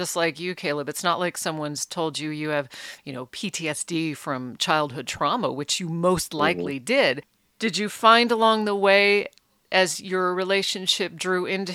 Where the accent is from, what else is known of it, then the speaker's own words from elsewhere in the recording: Alaska, United States; also born or lived in Reno, Nevada; now in Oregon, United States; I grew up in Alaska